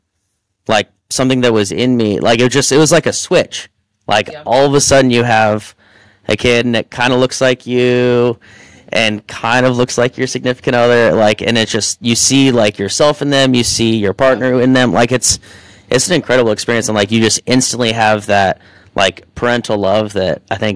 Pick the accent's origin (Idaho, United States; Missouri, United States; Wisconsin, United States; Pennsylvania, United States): Idaho, United States; Boise; also born or lived in Corvallis, Oregon / Colorado / Ohio / Nashville, Tennessee; now in Port St. Lucie, United States; I was born there and then moved to Boise, Idaho when I was 6, and then lived there for a while